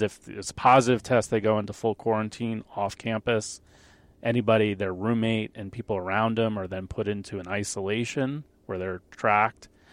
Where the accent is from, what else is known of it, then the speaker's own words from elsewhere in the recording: Long Island, New York, United States; I grew up on Long Island